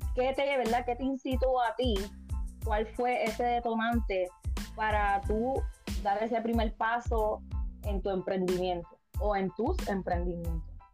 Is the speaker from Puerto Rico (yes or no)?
yes; Puerto Rico; moved away; soy puertorriqueña. Eh, ahora mismo estoy lejos de mi isla